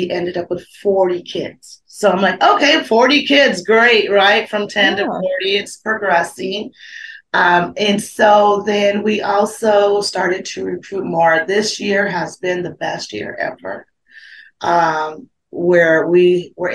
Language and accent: English; Phoenix, Arizona, United States; living and born and raised in South Phoenix, me and myself were in the area of South Phoenix, born and raised.